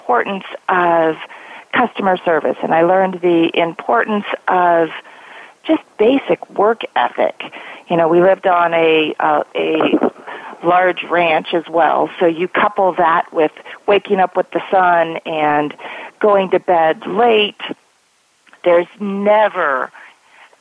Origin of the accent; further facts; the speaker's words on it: Colorado, United States; moved away as an adult; now in Silicon Valley, United States; a small farm town in Colorado where you graduate with 32 kids in your high school class to working for one of the largest companies in the world in Silicon Valley